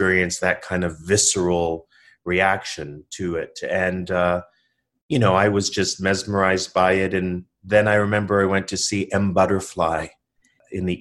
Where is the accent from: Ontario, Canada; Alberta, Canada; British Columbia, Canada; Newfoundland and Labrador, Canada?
Ontario, Canada; Toronto; I was a kid from Toronto